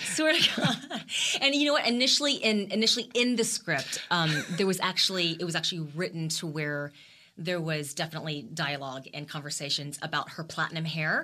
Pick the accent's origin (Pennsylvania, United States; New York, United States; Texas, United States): Texas, United States; the only Asian American actress from Texas.